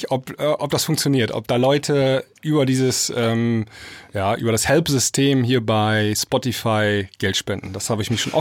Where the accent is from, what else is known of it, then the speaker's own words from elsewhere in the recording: near Stuttgart, Baden-Württemberg, Germany; accent: Swabian; ich komme aus der Nähe von Stuttgart.